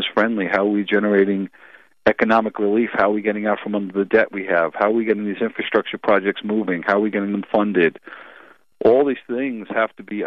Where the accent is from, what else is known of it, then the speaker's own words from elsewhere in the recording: Long Island, New York, United States; also born or lived in Brooklyn, New York; I've lived in New York my whole life. I was born in Brooklyn, and then we moved out to Long Island.